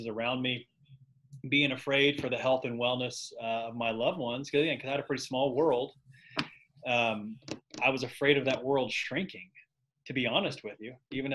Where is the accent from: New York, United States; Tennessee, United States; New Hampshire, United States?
Tennessee, United States; Knoxville; now in Nashville, United States; I grew up in Knoxville, Tennessee, so I'm an East Tennessee guy